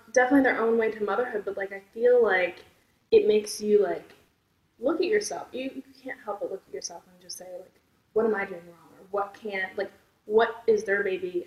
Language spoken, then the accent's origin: English; Millsboro, Delaware, United States; also born or lived in Milton, Delaware; I'm from Millsboro, which is okay. ten minutes from Milton. Okay. I went to school in Milton, though